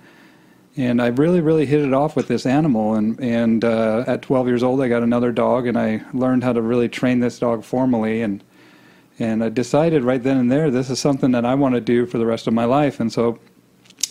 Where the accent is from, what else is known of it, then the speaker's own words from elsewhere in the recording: Boise, Idaho, United States; I grew up in Boise, Idaho.